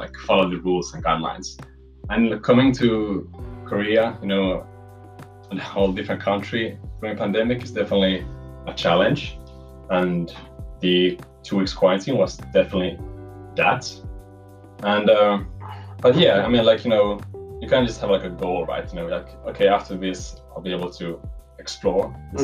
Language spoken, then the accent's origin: English; Helsinki, Uusimaa, Finland; I'm from Helsinki